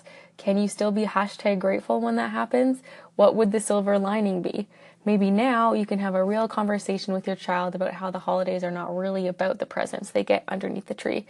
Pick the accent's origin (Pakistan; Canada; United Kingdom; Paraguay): Canada; I'm Canadian